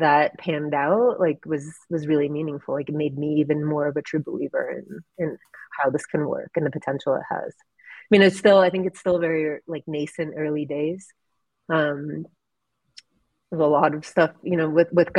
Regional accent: Ukraine; moved away; I'm originally from Ukraine

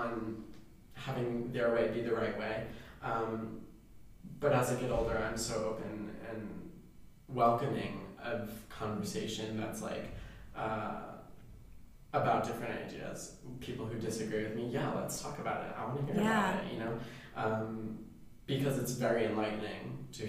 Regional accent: New Jersey, United States; moved away; I'm from Jersey.

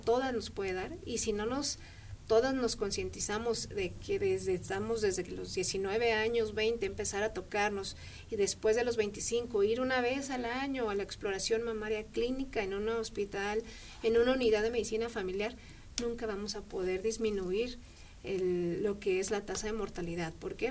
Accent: Mexico; somos mexicanas

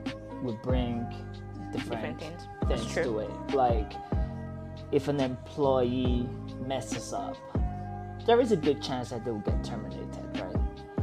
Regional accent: New Jersey, United States; also born or lived in Abeokuta, Nigeria; And then at a certain point, we moved to northern New Jersey

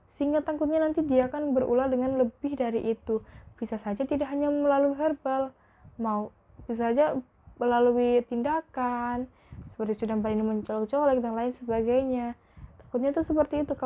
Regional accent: Java, Indonesia; aku sebenarnya itu orang Jawa tapi nggak tahu kenapa kalau berinteraksi kalau sama podcast ini nggak tahu kenapa aku kok bilang gue lo gitu

